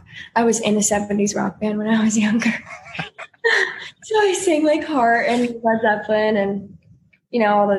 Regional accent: North Carolina, United States; moved away; From North Carolina. So I grew up listening to country music just because of where I was from, but not because of my parents. My parents are from upstate New York, really small town.

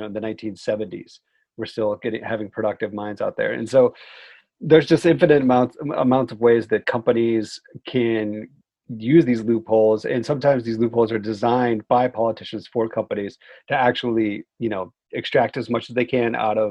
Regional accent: Georgia, United States; moved away as an adult; also born or lived in western United States; I came from Georgia, which is where I'm sitting right now.

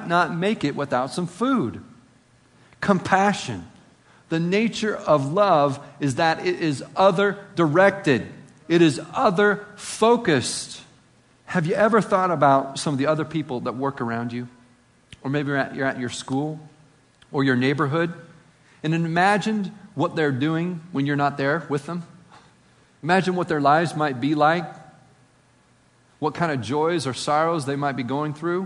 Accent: Appalachia, United States; accent: Appalachian; my Appalachian accent

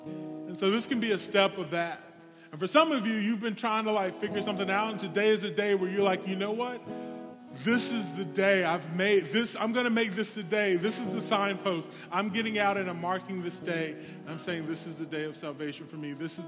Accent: the South, United States; I come from the South. We do these altar calls where it's like, you, come on down.

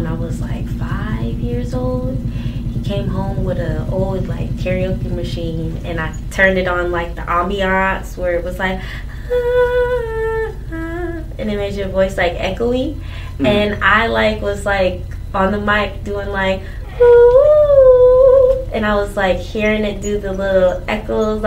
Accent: Charlotte, North Carolina, United States

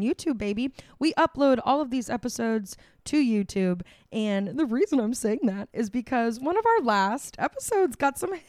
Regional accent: Florida, United States; we grew up in Florida

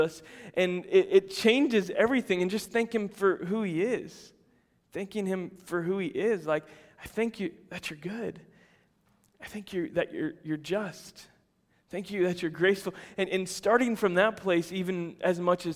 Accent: United States; as Americans

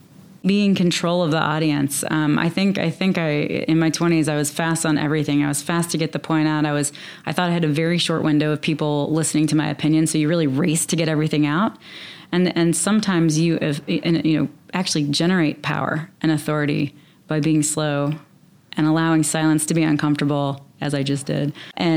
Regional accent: the South, United States; I'm from the South

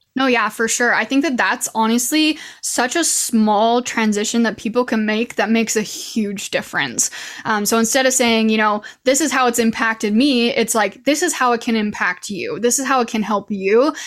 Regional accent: Idaho, United States; moved away as an adult; now in Utah, United States; I'm originally from Idaho. That's where I was born and raised, and I'm currently living in Utah

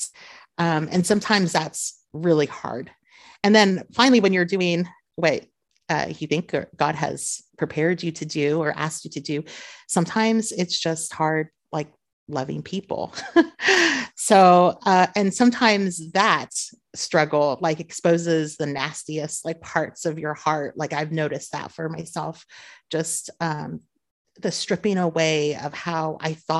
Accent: Southern California, United States; moved away as an adult; now in Beirut, Lebanon; born and raised in Southern California

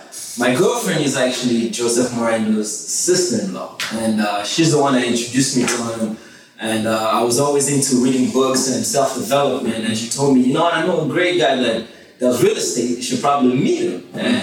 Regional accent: DR Congo; born there; moved away; also born or lived in Johannesburg, South Africa; I was born in the Congo, and then my dad sent me over to Johannesburg to get a little bit better education.

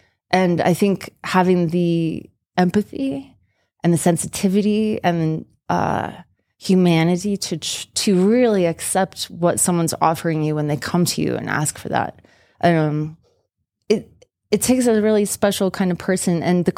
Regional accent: Utah, United States; when people found out that I was from Utah and that I had been a biologist for 5 years in southern Utah

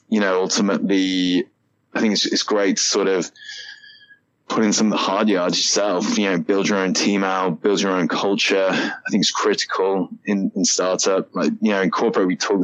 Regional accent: United Kingdom; moved away as an adult; now in United States; I'm also British

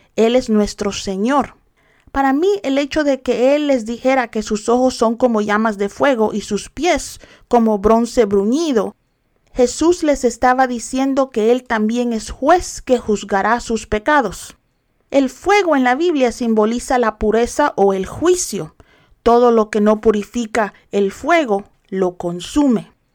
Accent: El Salvador; yo soy salvadoreña, pero no celebro las fiestas paganas del Salvador

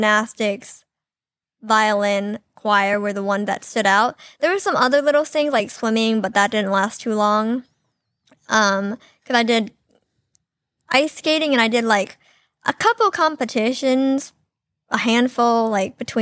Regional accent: Florida, United States; moved away as an adult; also born or lived in China / Long Island, New York; For most of my life, from ages, 6 up until 18, I was in Florida

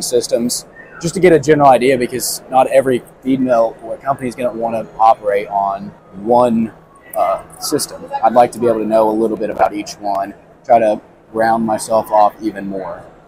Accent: Southern Indiana, United States; I'm from Southern Indiana. I grew up showing pigs and cattle

